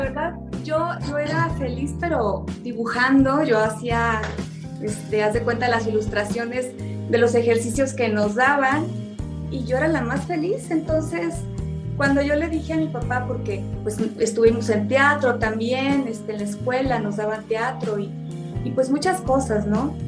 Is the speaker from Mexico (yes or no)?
yes; Tabasco, Mexico; also born or lived in Sinaloa; yo soy sinaloense y bueno, me encanta mi gente, pero fíjate que cosas de la vida, me fui muy chiquita a vivir a Tabasco